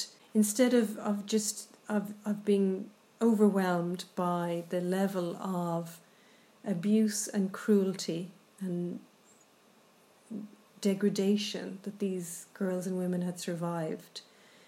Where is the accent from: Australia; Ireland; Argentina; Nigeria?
Ireland; who we are as Irish people